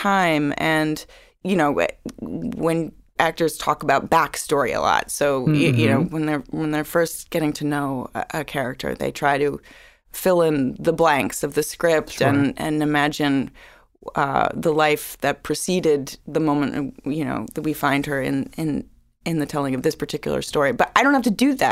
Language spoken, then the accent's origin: English; New York City, New York, United States; growing up in New York City